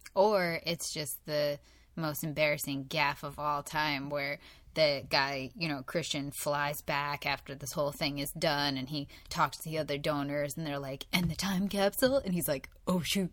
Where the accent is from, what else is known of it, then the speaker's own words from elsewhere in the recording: United States; We're American